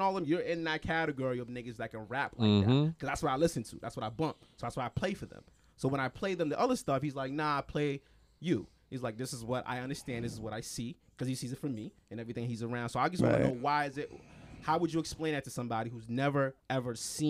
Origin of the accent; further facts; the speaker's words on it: Boston, Massachusetts, United States; Yeah, I'm from Boston. You can say that.